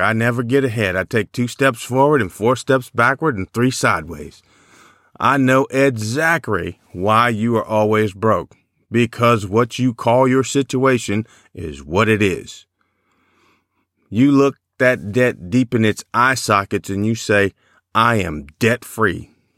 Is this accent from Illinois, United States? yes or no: yes; Chicago, Illinois, United States; I grew up in Chicago